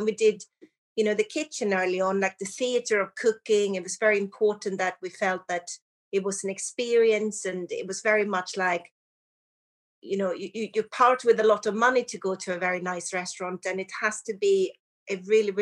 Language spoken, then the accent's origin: English; Sweden; moved away as an adult; also born or lived in Surrey, England / London; now in United Kingdom; I'm from Sweden and I came over to the UK to study hotel and restaurant management